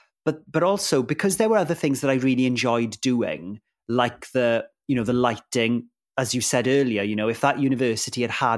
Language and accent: English; Wales, United Kingdom; first language Welsh; English is a second language; it was a Welsh language program and Welsh is my first language.